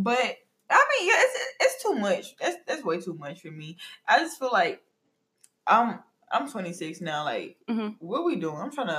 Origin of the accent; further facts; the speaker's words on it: Atlanta, Georgia, United States; Girl, I'm from